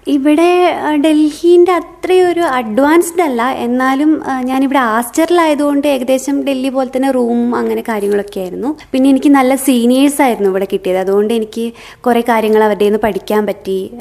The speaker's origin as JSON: {"language": "Malayalam", "area": "Malayali", "region": "Kerala", "country": "India", "said": "എൻ്റെ വാർഡിൽ മാത്രം ഞാൻ മാത്രമേ മലയാളി ഉണ്ടായിരുന്നുള്ളൂ"}